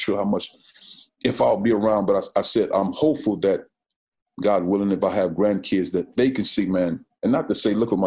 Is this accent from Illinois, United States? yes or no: yes; East St. Louis, Illinois, United States; moved away as an adult; growing up in East St. Louis